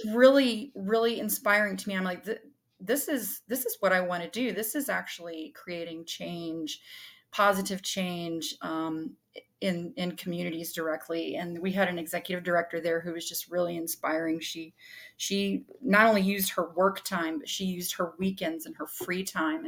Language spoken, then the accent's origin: English; Caswell County, North Carolina, United States; I grew up here in Caswell County